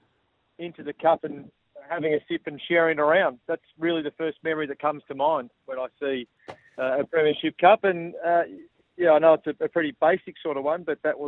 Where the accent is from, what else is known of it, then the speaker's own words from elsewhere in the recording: regional Victoria, Australia; little regional Victoria towns that are really resemble where I came from